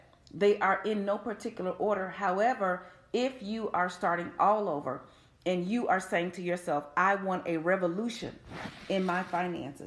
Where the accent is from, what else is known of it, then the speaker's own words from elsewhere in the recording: Chicago, Illinois, United States; I'm from Chicago